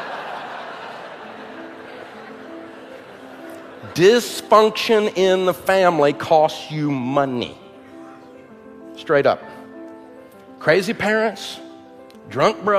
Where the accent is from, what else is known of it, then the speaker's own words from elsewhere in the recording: the hills of East Tennessee, United States; I'm from Hills, East Tennessee